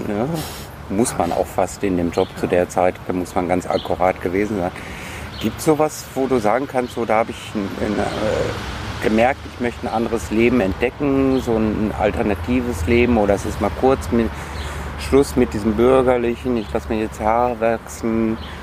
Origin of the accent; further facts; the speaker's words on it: North Rhine-Westphalia, Germany; Ich bin ja Westfale